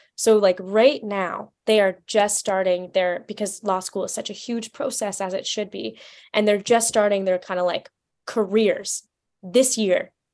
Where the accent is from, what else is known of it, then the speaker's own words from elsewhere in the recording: Vancouver, British Columbia, Canada; moved away as an adult; also born or lived in Washington, D.C.; I'm originally from Vancouver, Canada